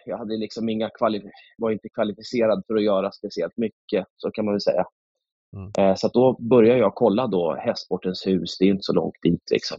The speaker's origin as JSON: {"language": "Swedish", "town": "Stockholm", "region": "Stockholm County", "country": "Sweden", "tie": "born or raised there", "moved": "as an adult", "lives_now": "Slöinge, Sweden", "said": "min eh. mamma bor i Nynäshamn, men jag växte upp i, i eh, Akalla, Kista och bodde där i 22 år"}